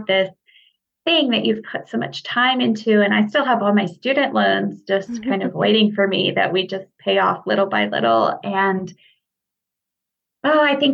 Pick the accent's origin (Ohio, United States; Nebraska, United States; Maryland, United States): Nebraska, United States; moved away as an adult; now in Utah, United States; I grew up in Nebraska, and I started out working there